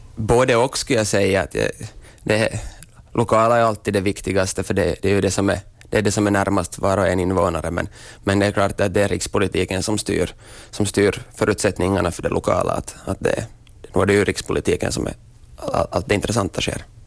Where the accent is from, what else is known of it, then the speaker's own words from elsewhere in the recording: Korsholm, Ostrobothnia, Finland; jag är österbottning